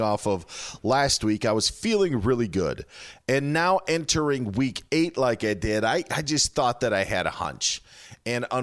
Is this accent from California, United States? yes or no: no; Wisconsin, United States; moved away; it's my home state.